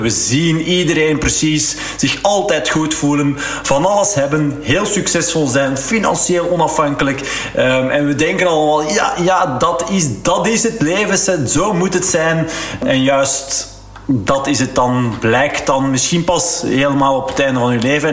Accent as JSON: {"language": "Dutch", "region": "Flanders", "country": "Belgium", "said": "als Vlaming"}